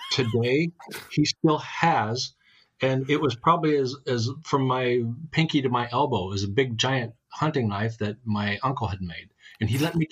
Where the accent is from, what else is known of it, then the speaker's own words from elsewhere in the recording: Montana, United States; also born or lived in Baltimore, Maryland / West Virginia; I'm born in Baltimore, raised in West Virginia. Before I got into school, I think I had up to first, second, and third grade in West Virginia, and then the rest of it was all Montana. Everything Montana.